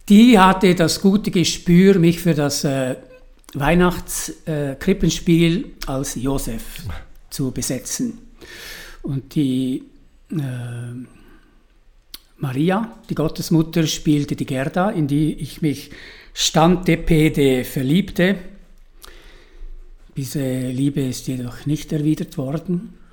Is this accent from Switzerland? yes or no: yes; St. Gallen, Switzerland; Aber die, äh, da, wo ich aufgewachsen bin, es war schon sehr prägend. Auf der einen Seite die Kurfürsten, die fallen so steil ab. Auf der anderen Seite der Flumser Berg.